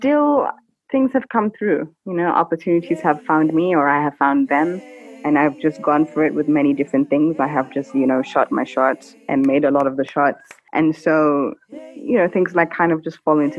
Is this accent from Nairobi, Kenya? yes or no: yes; Nairobi, Kenya; Born and raised in Nairobi, Kenya, but currently I'm sort of semi-stranded in Jinja, Uganda.